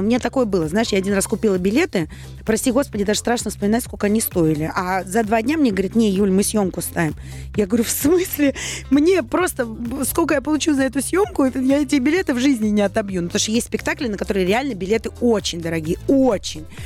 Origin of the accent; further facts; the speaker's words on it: Saint Petersburg, Russia; я же из Санкт-Петербурга